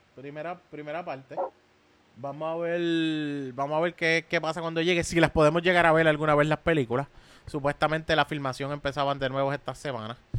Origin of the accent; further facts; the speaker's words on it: Levittown, Puerto Rico; Si soy de Levitown